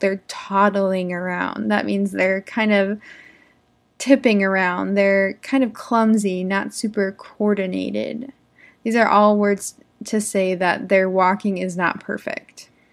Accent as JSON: {"language": "English", "country": "United States", "said": "I'm an English teacher from America. I live in the United States."}